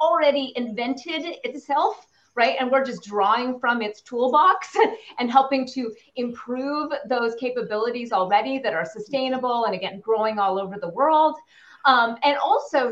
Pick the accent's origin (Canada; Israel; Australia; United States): Canada; I'm Canadian